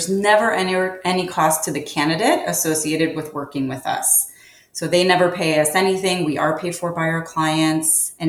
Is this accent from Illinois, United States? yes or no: yes; Chicago, Illinois, United States; Chicago's my hometown.